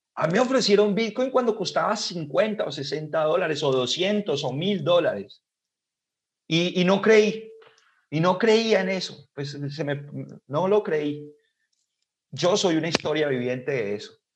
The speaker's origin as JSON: {"language": "Spanish", "country": "Colombia", "said": "acá en mi país"}